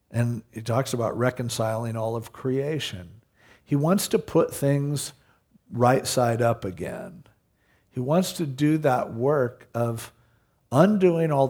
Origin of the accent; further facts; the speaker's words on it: Stanton, United States; Because I compare it to growing up in Stanton, you know.